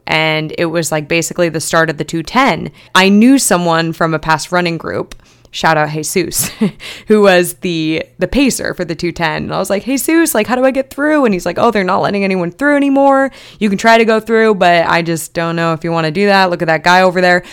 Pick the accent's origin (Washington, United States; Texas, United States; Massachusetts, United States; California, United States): California, United States; Long Beach; this is my hometown race